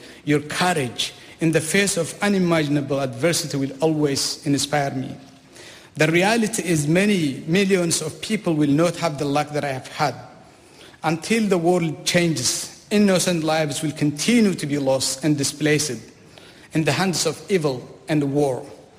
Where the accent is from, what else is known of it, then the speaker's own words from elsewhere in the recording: Eritrea; first language Saho; English is a second language; now in New Zealand; In my mother tongue, which is called Saho